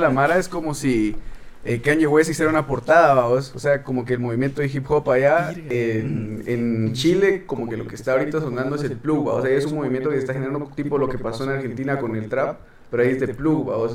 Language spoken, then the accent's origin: Spanish; Quetzaltenango, Guatemala; vengo de Shela, y ah, ahí donde donde me crié, mis papás son de, de pueblos aledaños